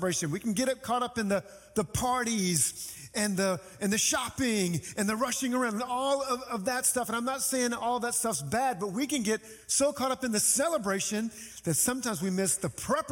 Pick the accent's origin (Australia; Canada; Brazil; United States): United States; New Orleans, Louisiana; moved away; when I was living in my hometown of New Orleans